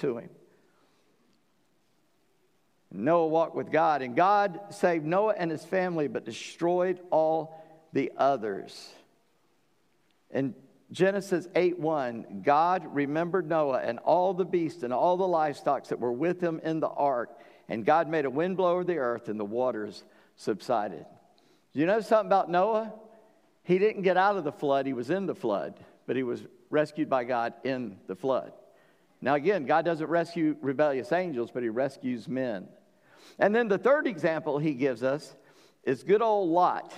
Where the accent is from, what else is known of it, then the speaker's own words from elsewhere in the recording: North Charleston, South Carolina, United States; When people ask me where I'm from, I say Charleston. Technically, I'm from North Charleston